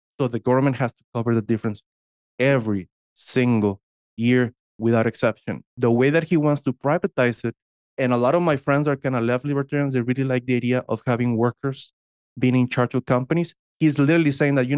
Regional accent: Texas, United States; I'm from Texas

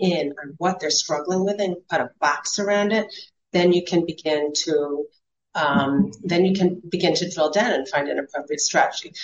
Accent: Silver Spring, Maryland, United States; I'm from Silver Spring originally

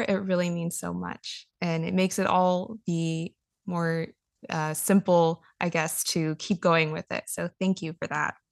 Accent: Los Angeles, California, United States; moved away; growing up in Los Angeles

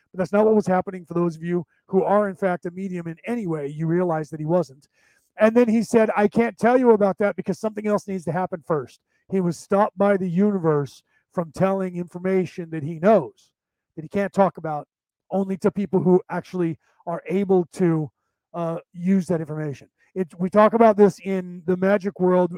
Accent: United States; I'm an American born Irish, but my, my Gaelic isn't as good as his

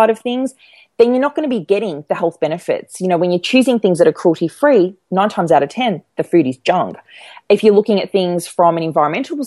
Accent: Melbourne, Victoria, Australia; I live in Melbourne and I grew up in Melbourne

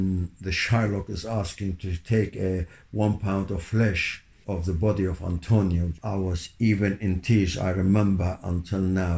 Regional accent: Kirkuk, Kirkuk Governorate, Iraq; English is a second language; moved away as an adult; also born or lived in Baghdad, Iraq / Saudi Arabia; now in London, United Kingdom; I was born in Kirkuk, Iraq. My father was from Diyari in Hakkari and my mother was Bilweta. Both areas are in Turkey. I started my primary school in Kirkuk.

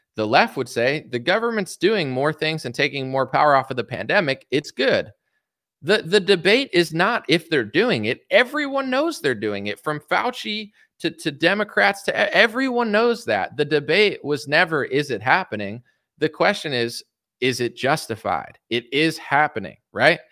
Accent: United States; as an American citizen

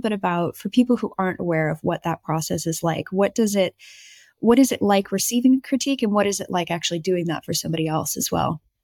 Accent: United States; with the accent, I'm American

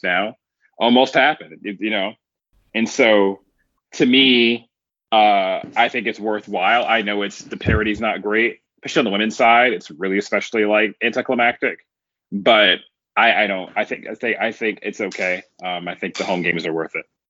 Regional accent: United States; I'm an American

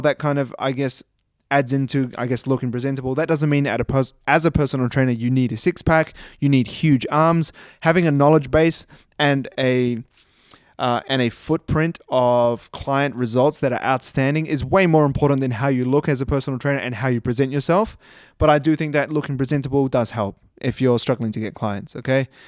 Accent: New Zealand; also born or lived in Christchurch, New Zealand; now in Australia; I live in Australia. And I was born in New Zealand

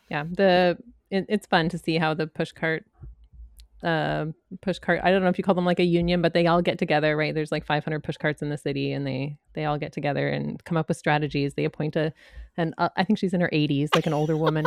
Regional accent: San Francisco Bay Area, California, United States; I'm from the Bay Area

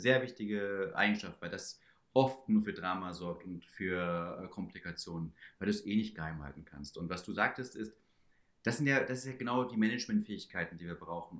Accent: Schönebeck, Saxony-Anhalt, Germany; also born or lived in Stockholm; now in Munich, Germany; Schönebeck, wo ich herkomme

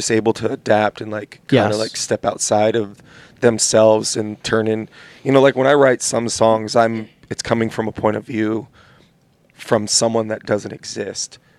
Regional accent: California, United States; I grew up in California

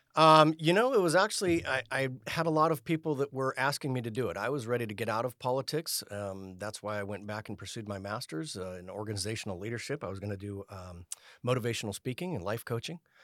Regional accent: Elk Grove, California, United States; also born or lived in George Air Force Base, Victorville, California / Salisbury, England / Fort Walton Beach, Florida / San Diego; I grew up in Elk Grove, attended Jesuit High School here in Sacramento

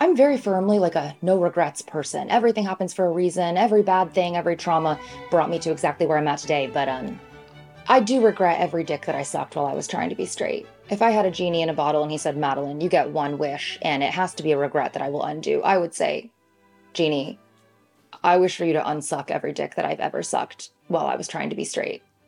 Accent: Michigan, United States; moved away as an adult; now in New York City, United States; I grew up in Michigan with a Chinese immigrant father and a white mother

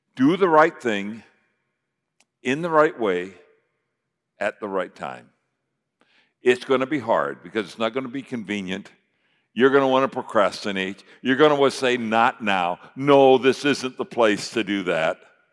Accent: United States; I'm an American

